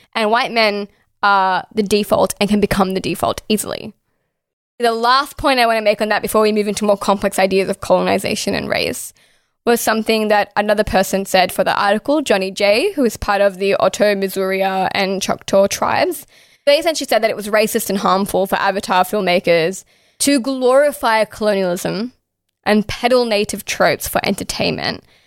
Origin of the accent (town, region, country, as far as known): Australia